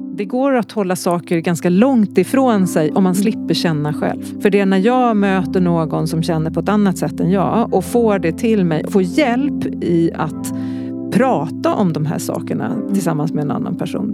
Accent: Stockholm, Stockholm County, Sweden; also born or lived in Gävle / Skövde; Så jag flyttade till Stockholm när jag var sex.

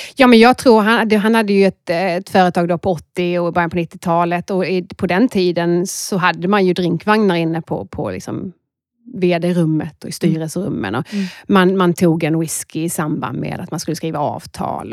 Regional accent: Skåne, Sweden; accent: Scanian; moved away as an adult; now in Stockholm, Sweden; man hör att jag är en skåning

